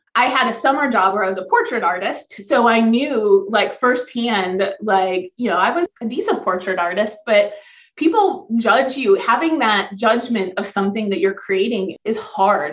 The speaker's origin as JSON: {"language": "English", "region": "Ohio", "country": "United States", "tie": "born or raised there", "said": "I grew up in Ohio. So I'm on Lake Erie"}